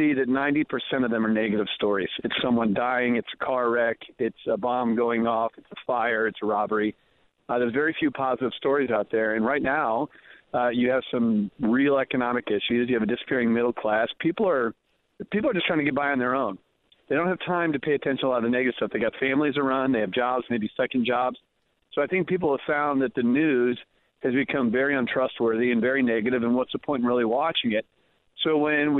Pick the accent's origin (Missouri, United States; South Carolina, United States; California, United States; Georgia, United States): Missouri, United States; moved away; I'm originally from Missouri